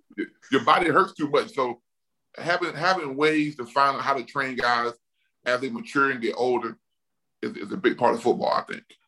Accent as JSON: {"language": "English", "town": "Mobile", "region": "Alabama", "country": "United States", "said": "I'm from Mobile, Alabama"}